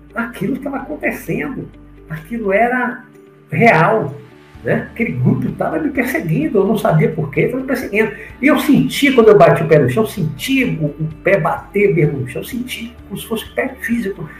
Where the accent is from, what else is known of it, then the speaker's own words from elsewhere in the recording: Salvador, Bahia, Brazil; also born or lived in Rio de Janeiro; na infância, quando morava no Rio de Janeiro, logo que eu voltei para Salvador em, em 69, 70.